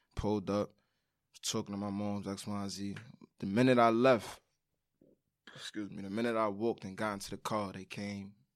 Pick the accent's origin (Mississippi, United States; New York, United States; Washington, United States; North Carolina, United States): New York, United States; New York City; I'm from Brooklyn, of course